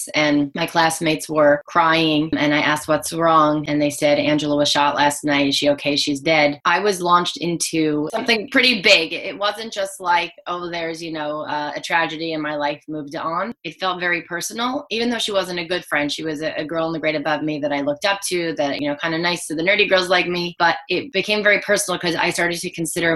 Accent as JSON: {"language": "English", "region": "New Jersey", "country": "United States", "tie": "born or raised there", "said": "I grew up in New Jersey, right outside of Manhattan."}